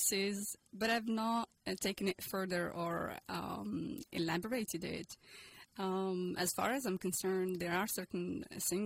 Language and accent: English; Casablanca, Casablanca-Settat, Morocco; moved away; I was born and raised in Morocco, Casablanca